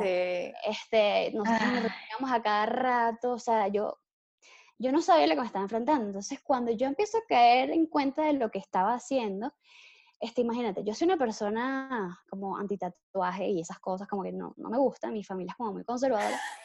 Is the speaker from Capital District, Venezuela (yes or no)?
yes; Caracas, Capital District, Venezuela; Soy de Caracas, Venezuela